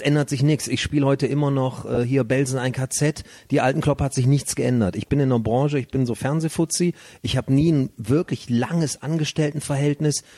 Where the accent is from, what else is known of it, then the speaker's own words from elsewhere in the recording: Leverkusen, North Rhine-Westphalia, Germany; now in Cologne, Germany; ich bin ja in der Sportstadt Bayer Leverkusen mhm. aufgewachsen